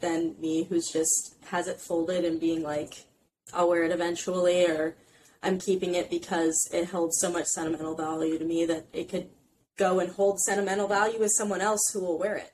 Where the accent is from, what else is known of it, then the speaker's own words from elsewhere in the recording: Indiana, United States; moved away as an adult; now in New York City, United States; I'm from Indiana originally, but I live in New York City now